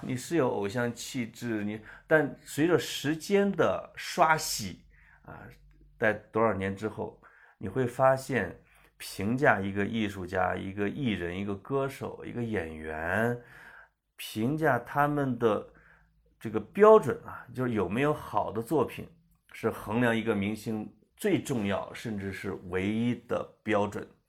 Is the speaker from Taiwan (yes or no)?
no; Central Plains, China; moved away; also born or lived in Beijing; 我们中原人